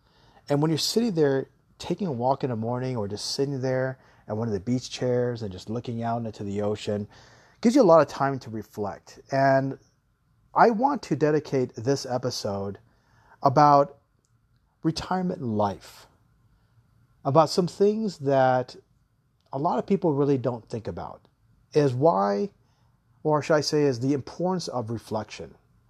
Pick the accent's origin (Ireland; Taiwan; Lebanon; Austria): Taiwan; also born or lived in Guam / Hawaii; growing up in Taiwan and growing up in Guam and Hawaii, we always live by the beach.